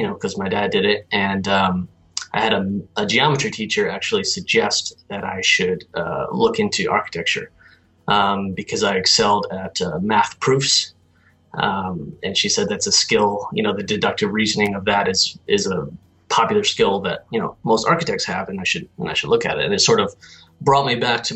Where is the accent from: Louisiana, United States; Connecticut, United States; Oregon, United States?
Connecticut, United States; Guilford; I'm originally from Connecticut, a small coastal town called Guilford